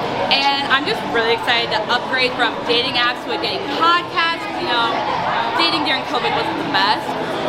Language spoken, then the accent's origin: English; Marshall, Minnesota, United States; moved away as an adult; I'm 24 from Marshall, Minnesota. Just moved out to Minneapolis about 2 years ago.